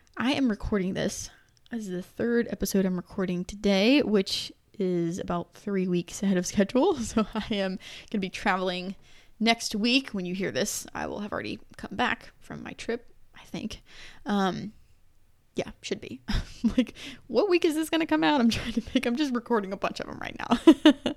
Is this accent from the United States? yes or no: yes; United States; I'm obviously American